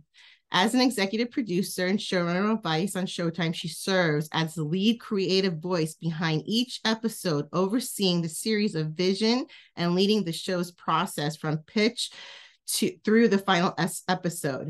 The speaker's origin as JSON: {"language": "English", "area": "Roxbury", "region": "New Jersey", "country": "United States", "tie": "born or raised there", "said": "We did choir in Roxbury High School."}